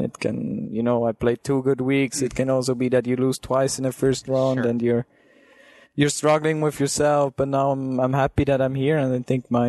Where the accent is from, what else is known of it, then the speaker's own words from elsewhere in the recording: Switzerland; I'm coming from Switzerland